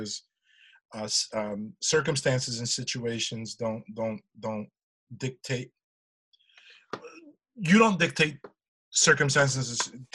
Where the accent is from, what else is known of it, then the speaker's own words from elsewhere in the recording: Almada, Lisbon, Portugal; now in United States; my hometown in Portugal, in Almada.